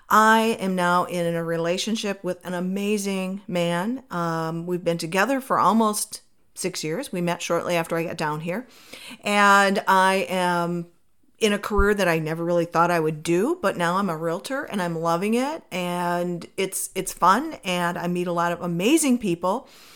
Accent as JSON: {"language": "English", "region": "Minnesota", "country": "United States", "tie": "born or raised there", "moved": "as an adult", "lives_now": "Arizona, United States", "said": "I decided that I was going to move from my home state of Minnesota to Arizona."}